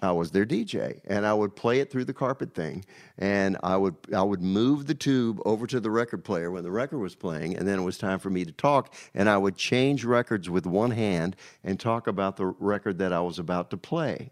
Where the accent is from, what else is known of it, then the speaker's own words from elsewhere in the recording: Danville, Virginia, United States; also born or lived in New York; now in Nashville, United States; Danville, Virginia